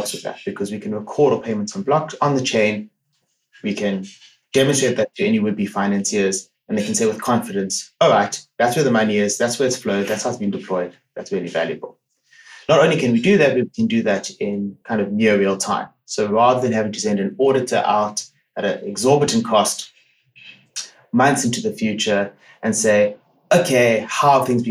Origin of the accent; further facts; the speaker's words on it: South Africa; moved away as an adult; now in Netherlands; I grew up in South Africa